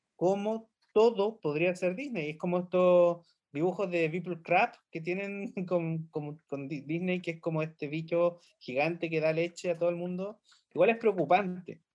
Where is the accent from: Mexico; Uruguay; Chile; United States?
Chile; nosotros estamos en la Estación Espacial 1312, em, pero venimos de Chile